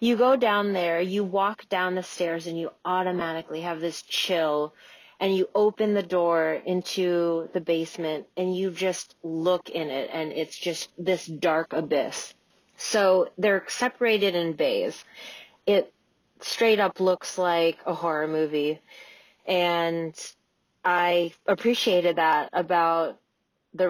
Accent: Juneau, Alaska, United States; I'm from Juneau, Alaska, and I own a restaurant called Black Moon Coven

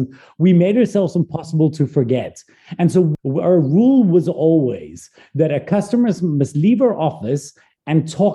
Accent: South Africa; also born or lived in Glasgow, Scotland; I'm a Scottish-born South African. I was born in Glasgow, Scotland. I moved when I was 9 to South Africa.

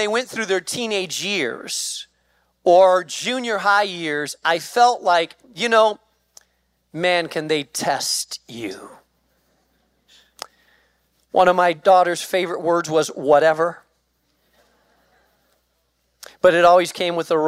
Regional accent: Spain; moved away; I grew up in Spain

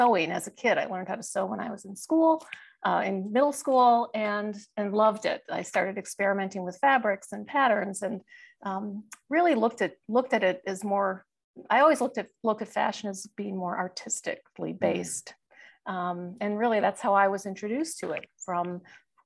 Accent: Milwaukee, Wisconsin, United States; I'm from Milwaukee. I have those Midwestern values

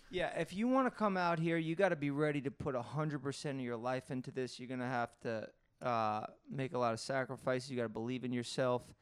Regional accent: New York City, New York, United States; growing up in Staten Island full of scumbags

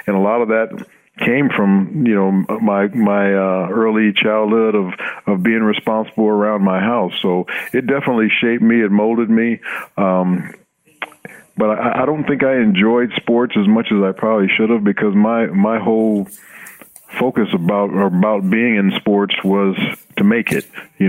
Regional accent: Los Angeles, California, United States; You know, I grew up in Los Angeles, like you said. You know, we weren't very well off.

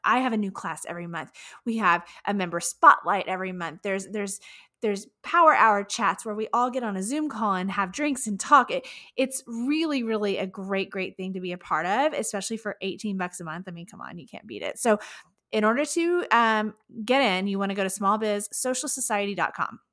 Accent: Houston, Texas, United States; my hometown of Houston, Texas

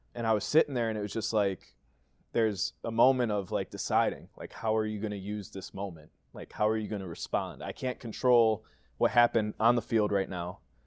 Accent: Green Bay, Wisconsin, United States; born or raised there

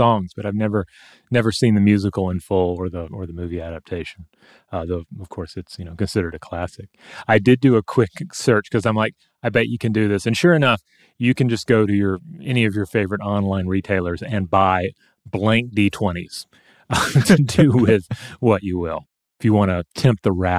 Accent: Bakersfield, California, United States; also born or lived in Bishop, California; now in Las Vegas, United States; Growing up in Bakersfield, California, we used to just come here to party

